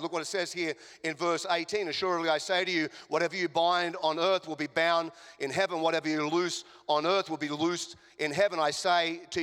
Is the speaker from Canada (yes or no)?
no; Australia; accent: Australian; now in Chicago, United States; I'm an Australian